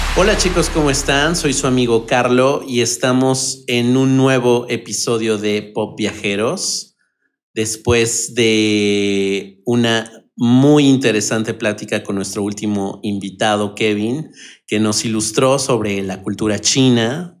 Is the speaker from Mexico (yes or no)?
yes; Mexico City, Mexico; los que somos de Ciudad de México, del centro del país